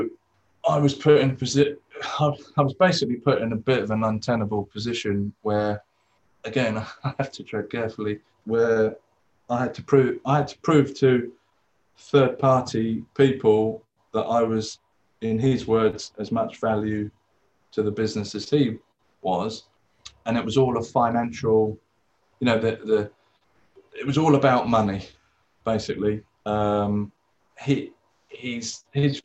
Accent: England, United Kingdom; also born or lived in Australia; I was born in England.

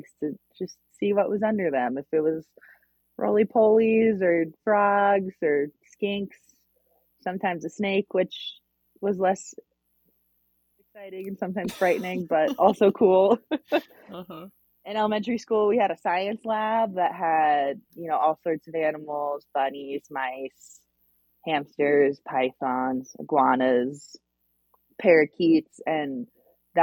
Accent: Chapel Hill, North Carolina, United States; now in Montana, United States; I grew up in Chapel Hill, North Carolina

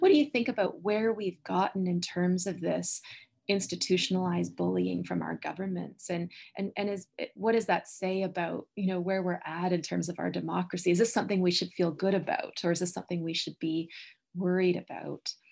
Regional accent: Canada; I'm a Canadian, that I'm a Canadian citizen

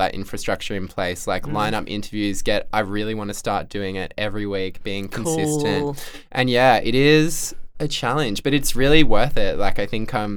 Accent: Central Coast, New South Wales, Australia; moved away; also born or lived in Canberra / Melbourne; I'm from the Central Coast

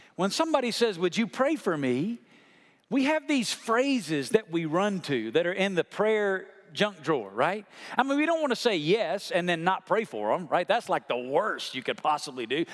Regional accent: Alabama, United States; where I come from in Alabama

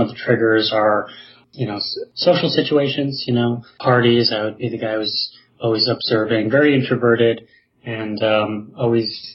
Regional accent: Chicago, Illinois, United States; I grew up in Chicago

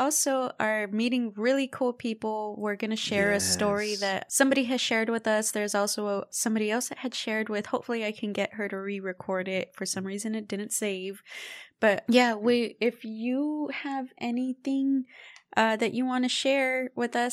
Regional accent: Texas, United States; we're Texan

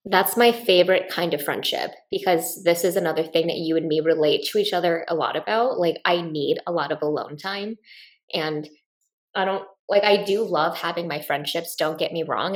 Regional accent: Midwest, United States; when I grew up in the Midwest

